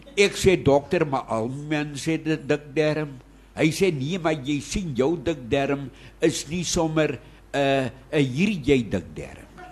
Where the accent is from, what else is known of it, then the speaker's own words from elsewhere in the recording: Witte Kleibos, Eastern Cape, South Africa; plek se naam is eintlik Witte Kleibos in die Tsitsikamma. Daar is my geboorteplek. Daar is ek geformeer en gevorm